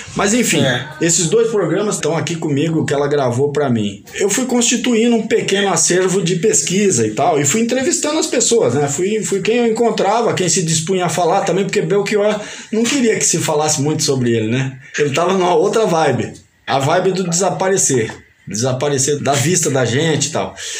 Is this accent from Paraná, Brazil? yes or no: yes; northern Paraná, Brazil; also born or lived in Sumé, Paraíba; E daí foi lá que eu cresci, no norte do Paraná